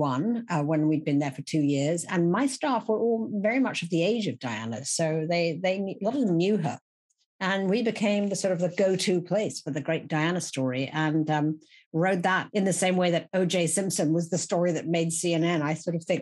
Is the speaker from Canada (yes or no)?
no; Little Marlow, South East England, United Kingdom; moved away as an adult; also born or lived in Oxford; now in New York, United States; I was raised in the Thames Valley village in Buckinghamshire of Little Marlow